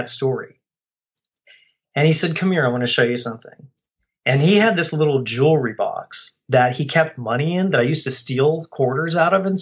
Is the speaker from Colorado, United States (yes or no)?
yes; Colorado, United States; I grew up in Colorado